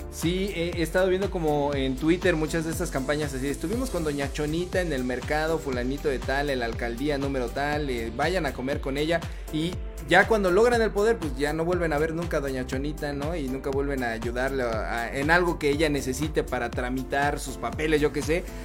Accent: Chimalhuacán, State of Mexico, Mexico; de donde soy oriundo, ¿verdad? Este, soy de, la hermana República de Chimalhuacán

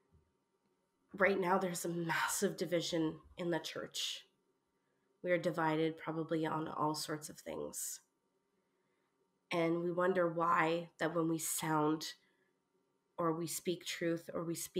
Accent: Canada; moved away as an adult; now in United Kingdom; I'm from Canada. Canada would be the place I would stay

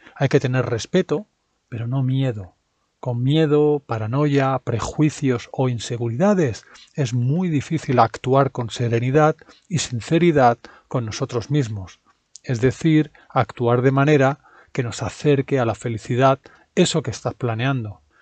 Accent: Spain; los españoles seamos así

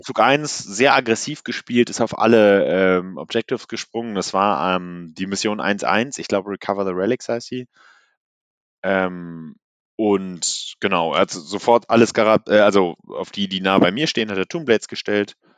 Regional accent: Cologne, North Rhine-Westphalia, Germany; ich komme ja aus Köln

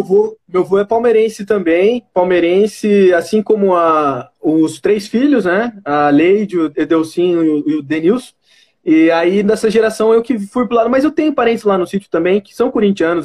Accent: Itapetininga, São Paulo, Brazil; Eu sou de Tapetininga, mas meu, minha, meu vínculo em Guarei é, é muito forte

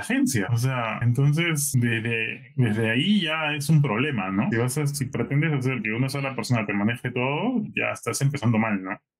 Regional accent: Peru; moved away; decía que era de Perú

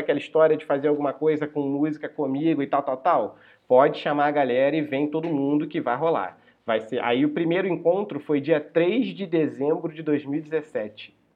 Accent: São Bento, Rio de Janeiro, Brazil; moved away as an adult; Eu saí de São Bento Sim. e fui morar no, no centro do Rio

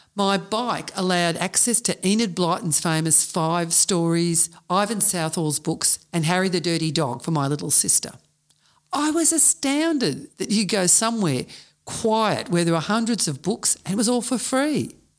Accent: Melbourne, Victoria, Australia; Those of us growing up in the West knew the freedom of childhood during those mercurial times

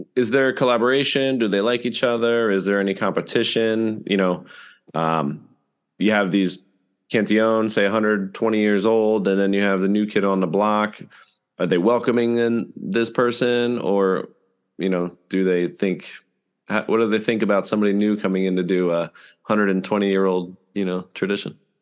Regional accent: Bethlehem, Pennsylvania, United States; since it is my hometown

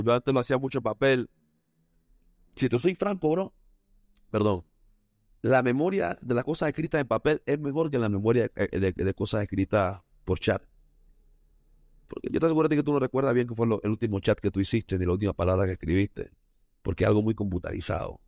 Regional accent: Panama; also born or lived in Costa Rica; Yo nací en Panamá y después me fui a Costa Rica a vivir un par de años y después regresé a Panamá

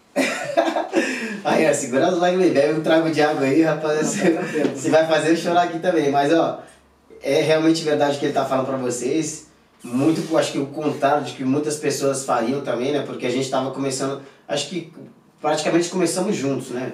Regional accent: Jacundá, Pará, Brazil; moved away; Eu sou lá de Jacundá, tinha 55 mil habitantes quando eu morava lá

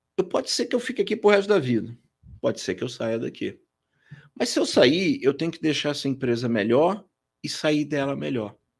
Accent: Rio de Janeiro, Brazil; moved away as an adult; now in São Paulo, Brazil; Então nasci no Rio, cresci no Rio, comecei a minha vida profissional por lá, estudei lá

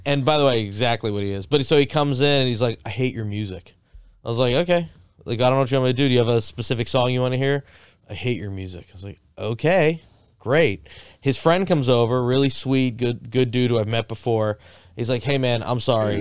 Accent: Boca Raton, Florida, United States; moved away as an adult; also born or lived in Miami; I grew up in Boca Raton.

